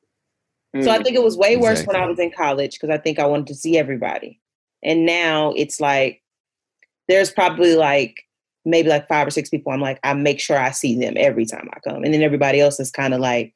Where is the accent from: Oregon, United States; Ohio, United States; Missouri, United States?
Missouri, United States; Kansas City; moved away; I'm from Kansas City